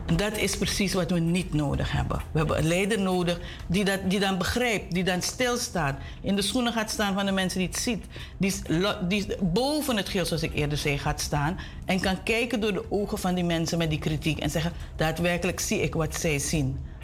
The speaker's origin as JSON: {"language": "Dutch", "country": "Suriname", "said": "we als Surinamers"}